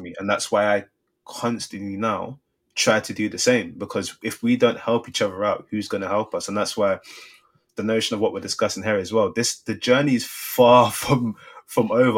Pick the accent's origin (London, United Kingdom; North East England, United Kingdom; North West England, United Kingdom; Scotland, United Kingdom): London, United Kingdom; Growing up in Southeast London, I know so many people that were one degree away from making it professional